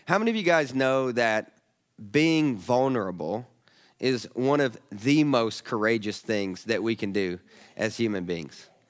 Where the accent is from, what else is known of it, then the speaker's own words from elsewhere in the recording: the South, United States; I'm a Southerner